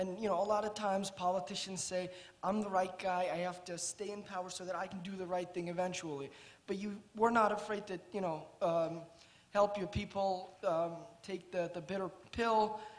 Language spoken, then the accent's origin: English; Turkey; moved away; I am from Turkey. I'm a sophomore at the college